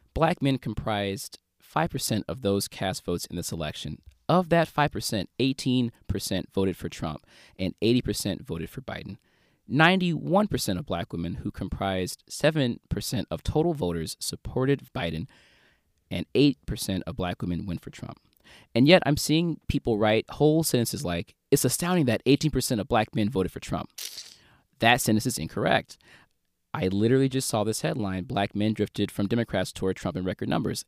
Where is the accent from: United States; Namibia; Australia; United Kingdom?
United States; St. Louis, Missouri; my hometown, Saint Louis